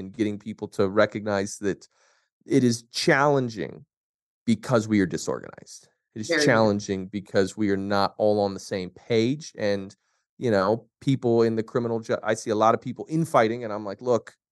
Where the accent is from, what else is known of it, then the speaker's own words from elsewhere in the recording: Colorado, United States; my home state of Colorado